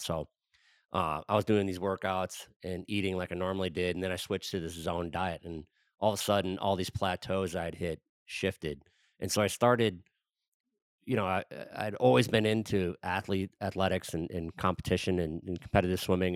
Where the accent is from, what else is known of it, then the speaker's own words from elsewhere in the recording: Wisconsin, United States; I grew up in Wisconsin